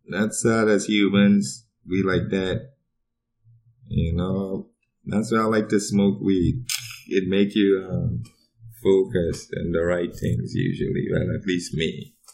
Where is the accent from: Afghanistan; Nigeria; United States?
United States; New York; moved away as an adult; also born or lived in Trinidad; now in Fairbanks, United States; I grew up in Brooklyn and I was there first.